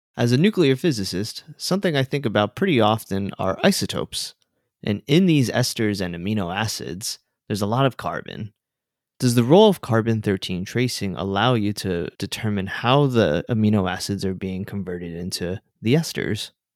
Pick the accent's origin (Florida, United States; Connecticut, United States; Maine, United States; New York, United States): Florida, United States; South; I grew up in South Florida